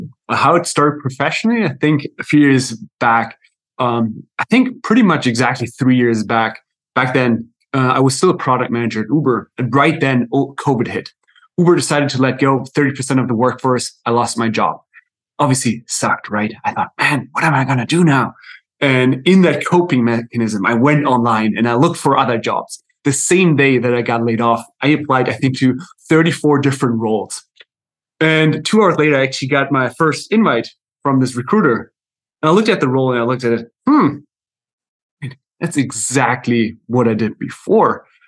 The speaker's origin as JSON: {"language": "English", "country": "Germany", "also_born_or_lived": "South America / United States", "second_language": "English", "moved": "as an adult", "lives_now": "Netherlands", "said": "I'm right now in the Netherlands, but my accent is a little bit all over because I'm German actually myself. And I've lived a few years in South America, a few years in the US, and now in the Netherlands for the last few years."}